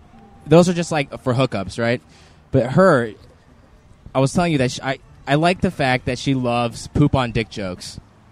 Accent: Georgia, United States; I grew up in Georgia

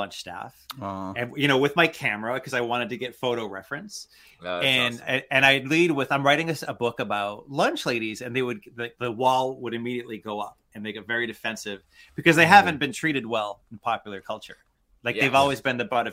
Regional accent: Worcester, Massachusetts, United States; I grew up in Worcester, Massachusetts, which is Eastern Mass, which means we don't say a-ahs.

